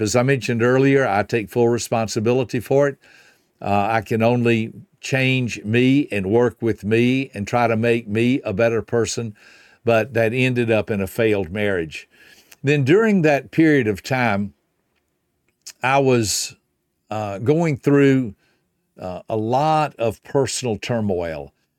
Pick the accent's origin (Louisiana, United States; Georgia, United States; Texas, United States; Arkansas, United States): Georgia, United States; Griffin; the only restaurant in my hometown of Griffin, Georgia was a Hardee's restaurant